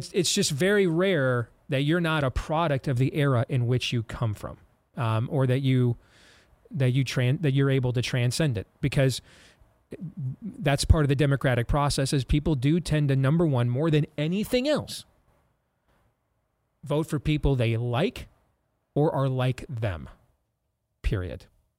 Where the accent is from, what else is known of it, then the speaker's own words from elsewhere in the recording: Iowa, United States; comes to my home state of Iowa or nationally for the first time